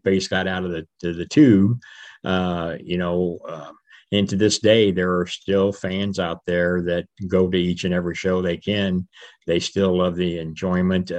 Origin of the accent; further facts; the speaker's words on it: East St. Louis, Illinois, United States; I grew up in East St. Louis, Illinois, right across the river from downtown St. Louis, Missouri